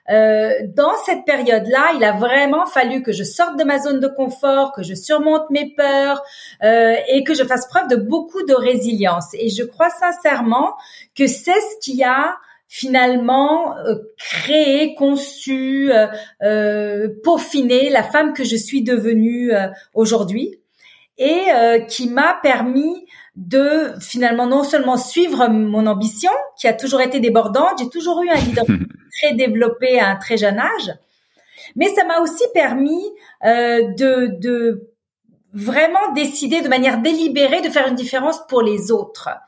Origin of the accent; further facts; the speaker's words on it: Beirut, Beirut Governorate, Lebanon; Donc, je suis née à Beyrouth. J'ai, comme je vous le mentionnais, grandi dans la guerre civile du Liban. Euh, j'avais 7 ans quand la guerre a commencé. J'en avais 22 quand elle s'est terminée.